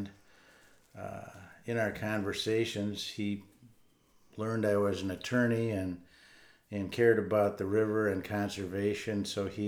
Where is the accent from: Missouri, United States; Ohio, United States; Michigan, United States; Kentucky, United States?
Michigan, United States; Grand Rapids; I was born and raised in Grand Rapids